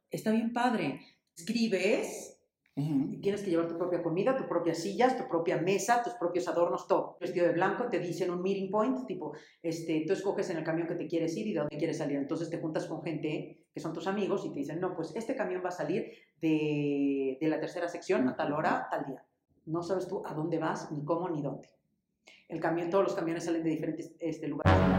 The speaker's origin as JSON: {"language": "Spanish", "region": "Mexico City", "country": "Mexico", "tie": "born or raised there", "said": "Nací aquí en México en el 75"}